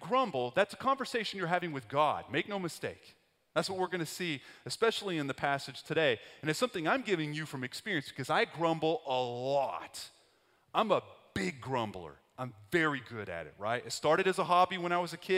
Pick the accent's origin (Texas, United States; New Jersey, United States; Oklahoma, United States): Texas, United States; West; That's where I grew up. I grew up in West Texas